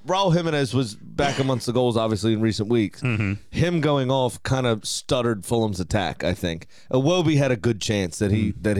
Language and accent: English; United States; as an American and U.S. men's national team fan